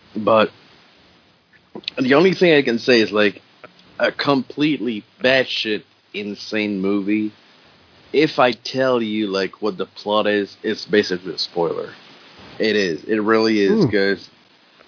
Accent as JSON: {"language": "English", "country": "Canada", "second_language": "English", "said": "I'm French Canadian"}